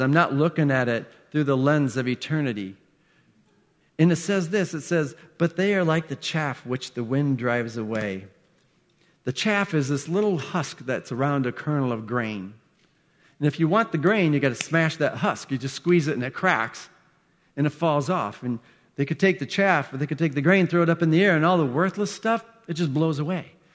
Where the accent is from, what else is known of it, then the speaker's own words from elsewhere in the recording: Iowa, United States; I grew up in Iowa.